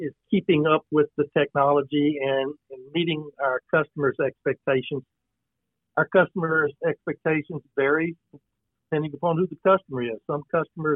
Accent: Brenham, Texas, United States; born and raised in Brenham, Washington County

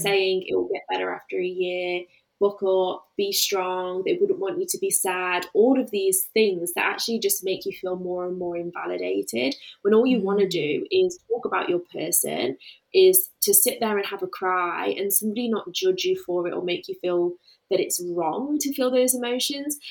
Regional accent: the Midlands, England, United Kingdom; moved away as an adult; now in Melbourne, Australia; I do currently live in Melbourne, Australia, but I am from the Midlands in England and I moved to Australia four and a half years ago

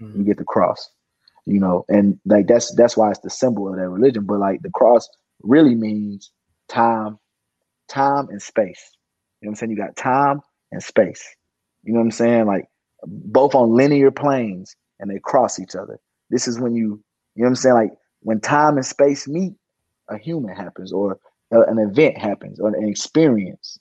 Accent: South Pittsburg, Tennessee, United States; I came from South Pittsburgh, Tennessee, USA.

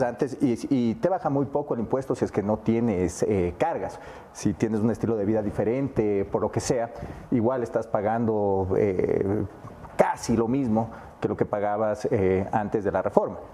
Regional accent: Ecuador; como ecuatorianos

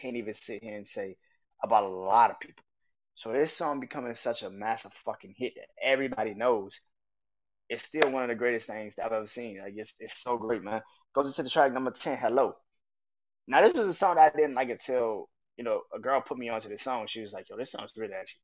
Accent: New Orleans, Louisiana, United States; I remember growing up in New Orleans

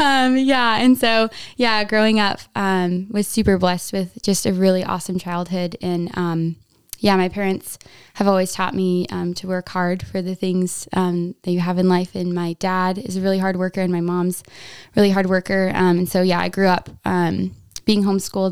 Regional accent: Wasilla, Alaska, United States; I'm from Wasilla, Alaska.

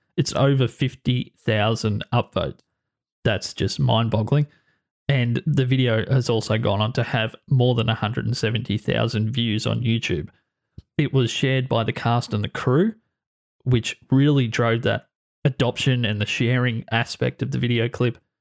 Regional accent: Australia; my home country of Australia

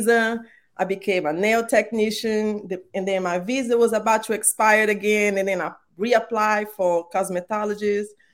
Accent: Brazil; English is a second language; moved away as an adult; now in United States; I was born and raised in Brazil

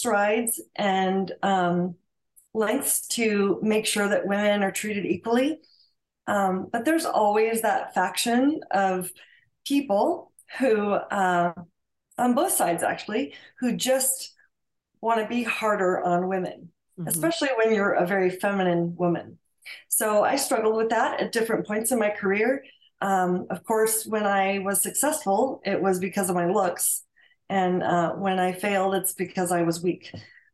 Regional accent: El Segundo, California, United States; moved away as an adult; now in Franklin, Tennessee, United States; my hometown of El Segundo, where I was born and raised and lived there for 50 years

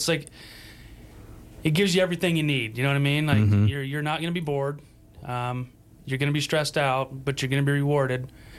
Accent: Sublette County, Wyoming, United States; moved away as an adult; also born or lived in Willamette Valley, Oregon; I grew up here in Wyoming, over on the other side of the state, in Sublette County.

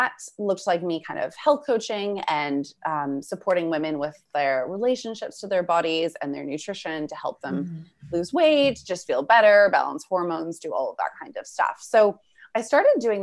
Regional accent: Vancouver, British Columbia, Canada; moved away as an adult; now in Australia; I'm originally from Vancouver, Canada. I now live in Australia.

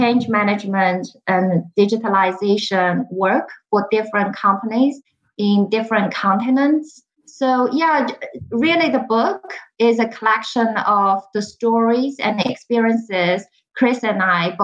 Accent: Shanghai, China; English is a second language; moved away as an adult; also born or lived in United Kingdom; now in United States; I was born and raised in Shanghai. I completed all my education there

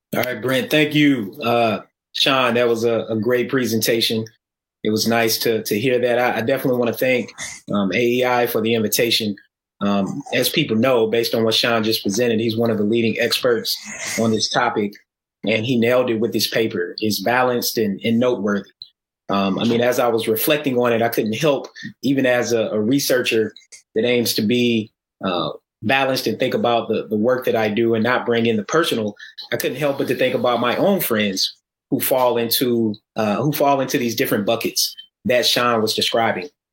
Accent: Atlanta, Georgia, United States; also born or lived in Tennessee; I grew up in Atlanta, and I'm originally from Tennessee

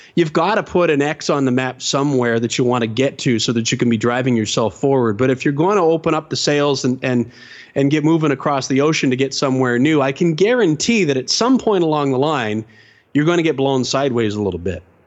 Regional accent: London, Ontario, Canada; I grew up in London, Ontario, Canada

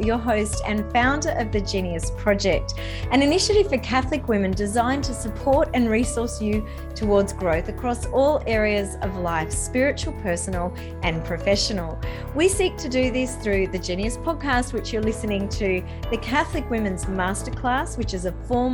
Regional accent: Sydney, New South Wales, Australia; here in my hometown

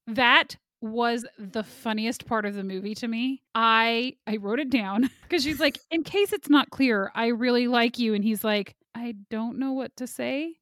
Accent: Kansas, United States; I'm from Kansas.

